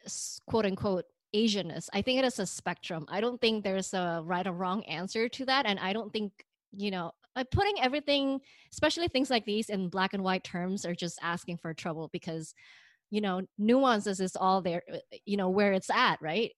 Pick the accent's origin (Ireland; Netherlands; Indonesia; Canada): Indonesia; now in United States; I'm not an American, but I'm way too American for the Indonesians